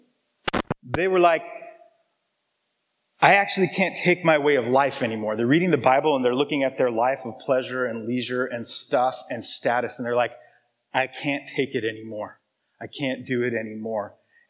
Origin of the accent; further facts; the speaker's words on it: Arizona, United States; now in Seattle, United States; where I grew up in Arizona